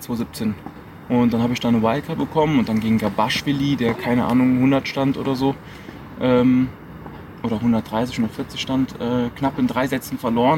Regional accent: Saarland, Germany; ich bin in Deutschland geboren, ähm, im Saarland

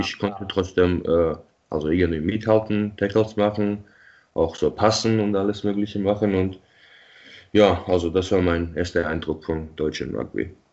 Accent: Tbilisi, Georgia; moved away as an adult; now in Munich, Germany; ich bin ja in Tbilisi geboren und aufgewachsen

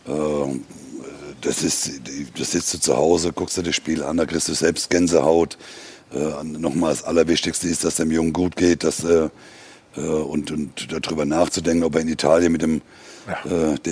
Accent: Osnabrück, Lower Saxony, Germany

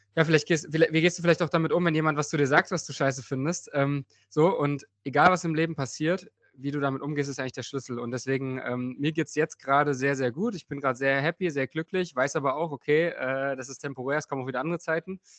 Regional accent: Bernburg, Saxony-Anhalt, Germany; der Ruderverein in meiner Heimatstadt ähm, Bernburg war direkt neben dem Fußballverein

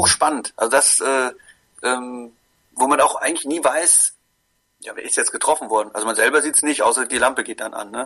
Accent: Koblenz, Rhineland-Palatinate, Germany; moved away; ich komme ja ursprünglich aus Koblenz

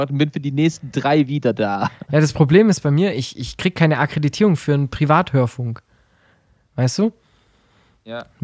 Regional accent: Heidenheim, Baden-Württemberg, Germany; habe ich einfach nur hingeschrieben, ich komme aus Heidenheim.

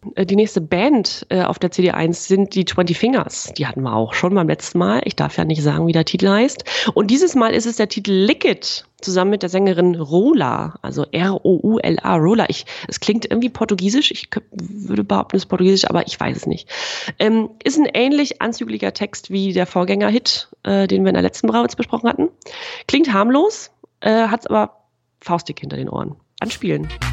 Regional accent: East Germany, Germany; bei uns im Osten

